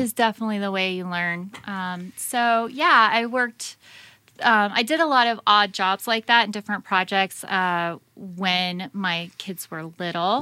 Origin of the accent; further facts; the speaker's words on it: United States; as an American